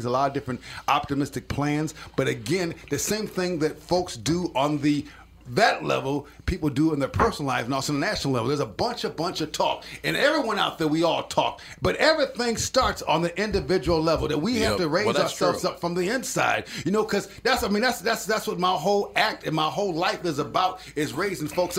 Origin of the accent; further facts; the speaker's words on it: Minneapolis, Minnesota, United States; North Minneapolis, right here on the north side